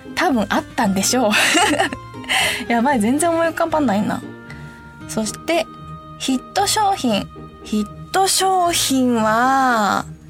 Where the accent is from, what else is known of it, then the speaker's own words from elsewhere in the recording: Hiroshima, Japan; accent: Hiroshima dialect; 私もめちゃくちゃ広島弁になる